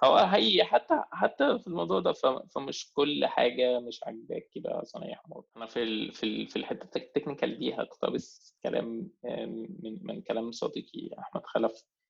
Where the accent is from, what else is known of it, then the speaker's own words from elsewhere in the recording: Egypt; احنا مصريين